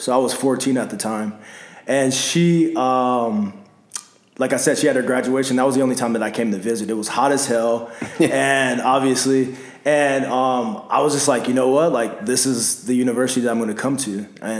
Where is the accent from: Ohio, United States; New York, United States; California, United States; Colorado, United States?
California, United States; Los Angeles; moved away as an adult; now in Arizona, United States; you know, originally from Los Angeles, California. Let's see, South Central to be exact.